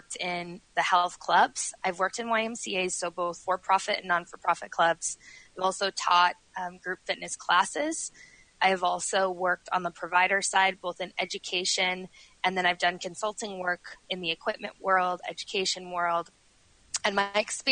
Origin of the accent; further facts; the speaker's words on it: Denver, Colorado, United States; also born or lived in Milwaukee, Wisconsin; I've lived here since I was 6 years old. I was born in Milwaukee, and my parents said, we are going to move to Colorado, and they did.